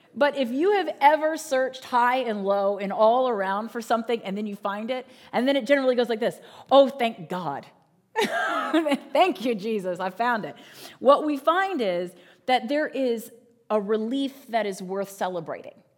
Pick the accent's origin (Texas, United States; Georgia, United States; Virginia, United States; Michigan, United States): Virginia, United States; Northern; I grew up in Northern Virginia